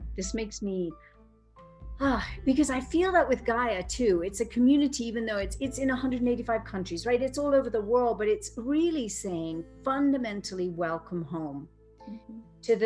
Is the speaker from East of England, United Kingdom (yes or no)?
yes; Cambridge, East of England, United Kingdom; now in Boulder, United States; I grew up in Cambridge with a mother who was considered mentally ill